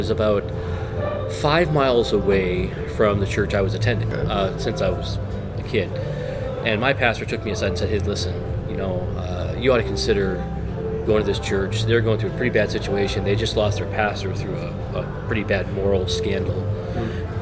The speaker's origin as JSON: {"language": "English", "region": "Massachusetts", "country": "United States", "tie": "born or raised there", "moved": "yes", "lives_now": "Beloit, United States", "said": "I grew up in New England, Massachusetts. And so I'm a Northeasterner"}